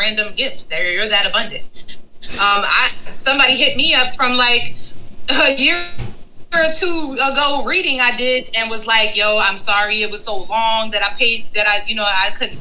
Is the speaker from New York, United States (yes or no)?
yes; New York, United States; moved away as an adult; now in Ohio, United States; I'm from New York